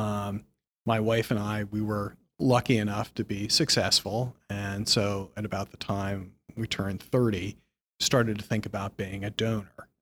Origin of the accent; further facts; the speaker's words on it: Philadelphia, Pennsylvania, United States; moved away as an adult; also born or lived in Hartford, Connecticut; now in New York, United States; I grew up in Philadelphia, not so far from New York.